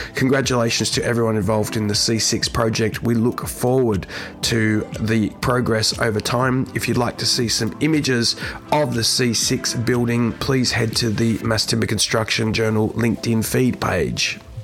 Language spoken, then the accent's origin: English; Australia; Perth, in Australia, in my home country.